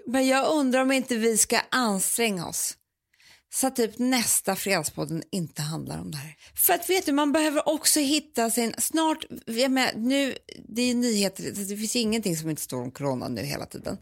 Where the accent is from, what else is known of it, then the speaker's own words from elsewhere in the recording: Sweden; vi svenskar